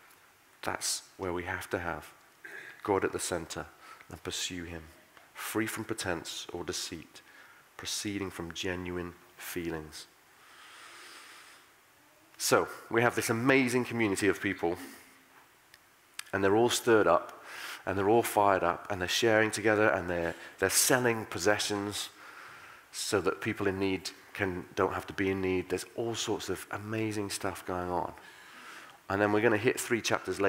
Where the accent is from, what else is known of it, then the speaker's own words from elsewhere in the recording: United Kingdom; We're British